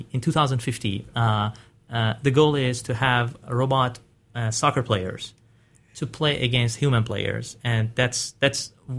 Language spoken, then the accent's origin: English; Iran; I'm originally from Iran, and the first time I started working with computers, it was in my third year of high school.